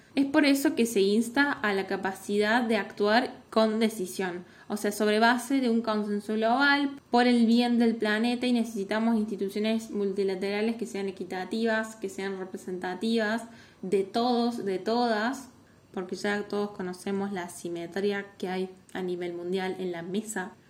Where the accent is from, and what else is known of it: Argentina